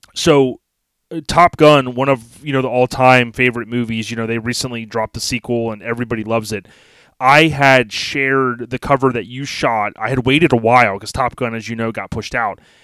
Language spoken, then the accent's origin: English; Florida, United States; me growing up, born and raised in Florida